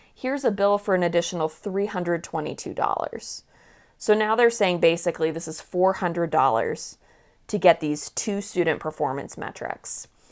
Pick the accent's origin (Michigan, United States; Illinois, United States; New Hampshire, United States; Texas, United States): New Hampshire, United States; Manchester; growing up in Manchester, New Hampshire